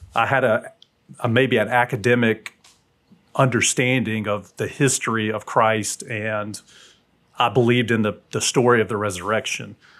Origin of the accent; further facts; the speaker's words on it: South Alabama, United States; now in Huntsville, United States; my dad was military, and so we moved mm from South Alabama to North Alabama